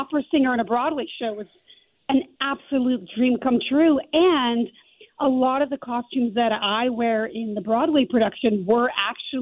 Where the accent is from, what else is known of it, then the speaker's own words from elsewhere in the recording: Calgary, Alberta, Canada; moved away as an adult; also born or lived in New York; But I grew up in Calgary, and I studied there